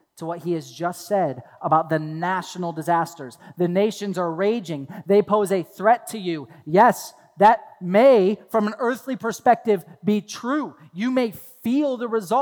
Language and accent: English; Toledo, Ohio, United States; I grew up in Toledo, Ohio